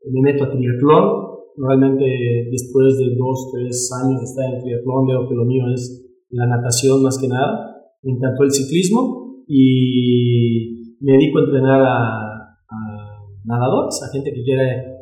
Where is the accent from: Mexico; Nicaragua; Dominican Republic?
Mexico; Yucatán; also born or lived in Cancún, Quintana Roo; now in Mérida, Mexico; Viví en Cancún, soy yucateco, pero eh, radicaba en Quintana